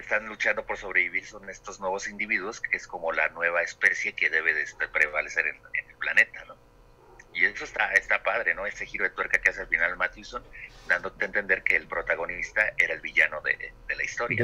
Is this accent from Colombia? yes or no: no; Mexico; nuestra participación como mexicanos